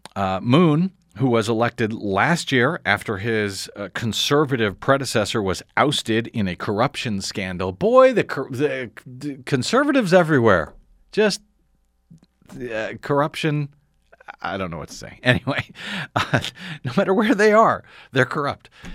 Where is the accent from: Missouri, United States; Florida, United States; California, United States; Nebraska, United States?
Missouri, United States; now in Los Angeles, United States; I'm from Missouri